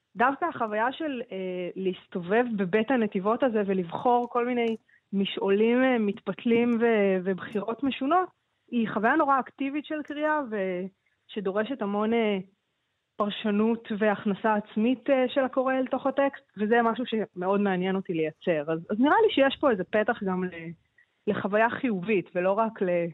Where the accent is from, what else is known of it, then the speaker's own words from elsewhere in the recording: Ramla, Central District, Israel; also born or lived in New York; זו שפה שגדלתי ברמלה